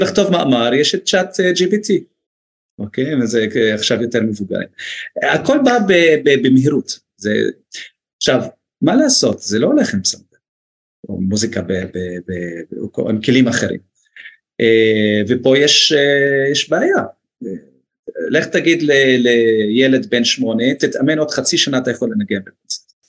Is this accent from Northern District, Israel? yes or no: yes; Northern District, Israel; also born or lived in United States; גם אני מהצפון